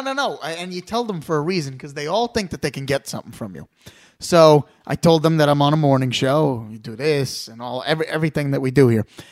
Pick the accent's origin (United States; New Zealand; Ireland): United States; New York; we're from New York